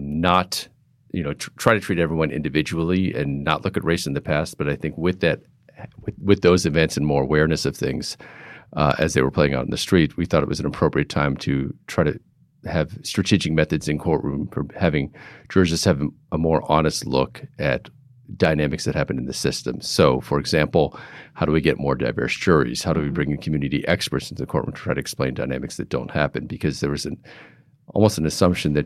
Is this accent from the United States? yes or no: yes; Pittsburgh, Boston, East Coast, United States; moved away as an adult; also born or lived in New York / California; now in San Francisco, United States; I grew up on the East Coast, in Pittsburgh, Boston